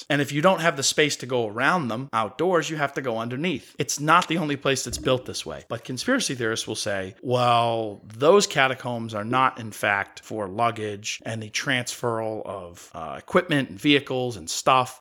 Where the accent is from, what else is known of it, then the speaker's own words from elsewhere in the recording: New England, United States; I grew up in New England. I grew up with the Big Dig